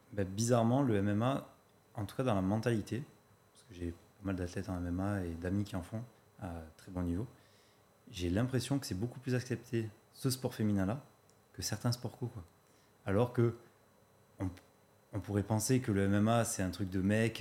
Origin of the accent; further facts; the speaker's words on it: Marseille, Provence-Alpes-Côte d'Azur, France; je viens de Marseille